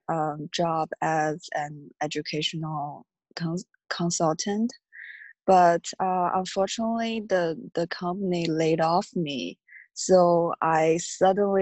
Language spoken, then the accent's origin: English; China; moved away as an adult; now in United States; I'm from China. I came to the U.S. 3 years ago as an international student